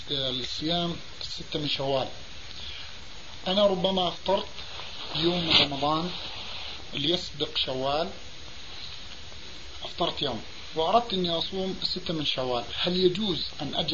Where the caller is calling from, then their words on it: Canada; ثم أرسلت له الفلوس أنا من كندا فوصلت بعد العيد